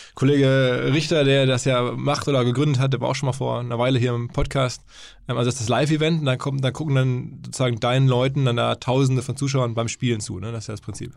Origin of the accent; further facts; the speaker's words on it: Essen, North Rhine-Westphalia, Germany; aus meiner Heimat quasi kommt, wenige Meter Luftlinie von Essen entfernt